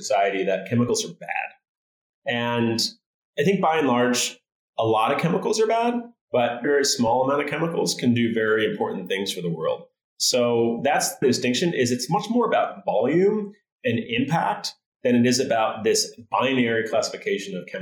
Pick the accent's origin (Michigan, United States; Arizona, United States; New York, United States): Michigan, United States; moved away; I'm from Michigan originally